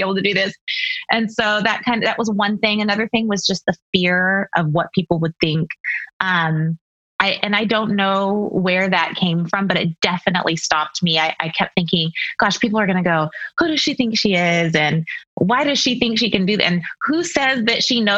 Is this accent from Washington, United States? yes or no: yes; Seattle, Washington, United States; moved away as an adult; also born or lived in Texas; now in Ohio, United States; We're from Seattle, born and raised in Seattle and Washington State, and then lived in Texas for 6 years, and then recently moved to Ohio.